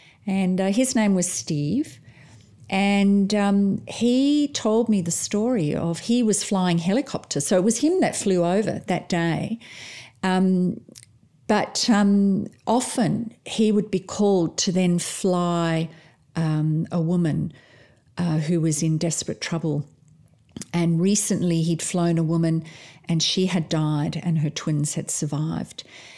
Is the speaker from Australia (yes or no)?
yes; Australia; we're midwives from Australia, and we've been out to the village of Bunam to do some training.